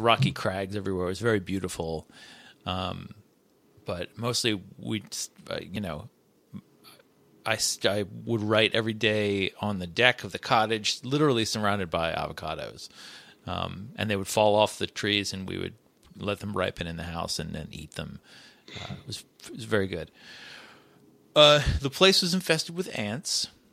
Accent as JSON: {"language": "English", "country": "United States", "said": "I'm an American."}